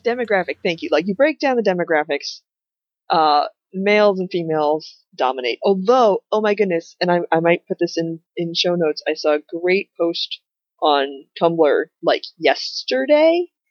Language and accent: English; United States; one of my identities is as an American